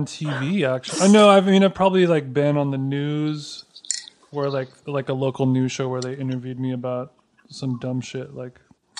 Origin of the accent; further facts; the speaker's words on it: Glendale, United States; my hometown of Glendale.